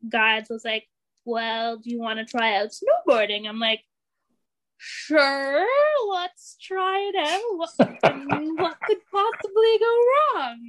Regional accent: Ontario, Canada; moved away; I went to the school for the blind, and it was a residential school in Ontario, because I'm actually originally from Ontario

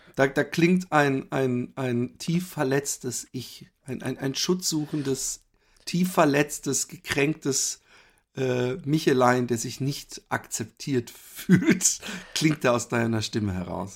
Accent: Germany; moved away as an adult; now in Netherlands; ich bin ja Deutscher

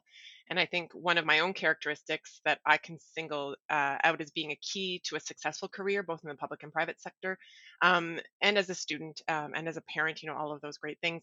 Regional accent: Ottawa, Ontario, Canada; I grew up in Ottawa, downtown Ottawa, Lower Town to be exact.

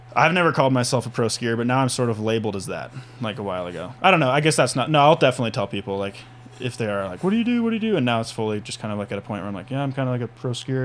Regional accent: Whitefish, Montana, United States; I grew up in Whitefish, Montana, little town, super fun town

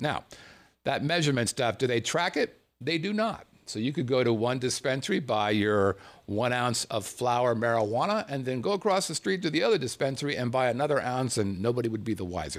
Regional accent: Southern California, United States; See, I grew up in Southern California. I was a long, blonde-haired, SoCal kind of guy.

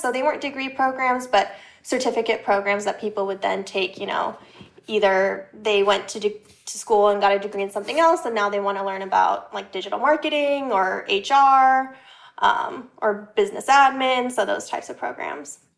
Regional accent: Los Angeles, California, United States; moved away as an adult; also born or lived in Orange County, California; now in New York City, United States; I grew up in L A area, went to school in Orange County

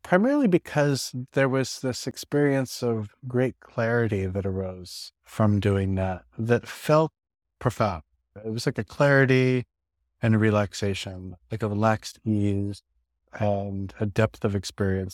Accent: New York City, New York, United States; I live in New York City, I grew up in New York City

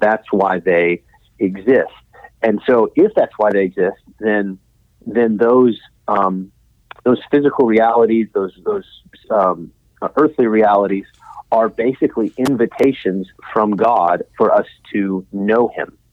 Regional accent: Midland, Texas, United States; I grew up in West Texas, uh, in Midland

